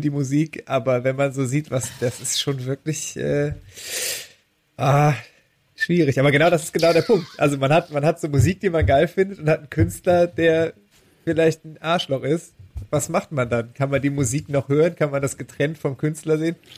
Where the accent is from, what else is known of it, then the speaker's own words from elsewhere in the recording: Düren, North Rhine-Westphalia, Germany; moved away; ich komme ja aus Düren, das ist ja eine alte Papiermacherstadt